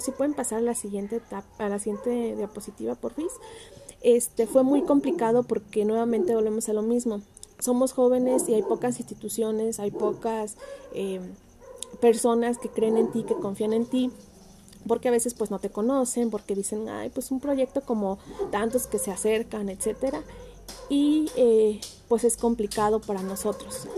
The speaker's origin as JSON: {"language": "Spanish", "town": "Ciudad Hidalgo", "region": "Michoacán", "country": "Mexico", "said": "yo soy de Ciudad Hidalgo, Michoacán"}